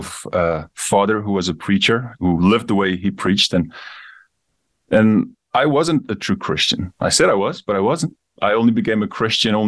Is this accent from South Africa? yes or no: yes; South Africa; also born or lived in Namibia; I grew up in Namibia. I moved to South Africa when I was young, grew up the rest of my time there.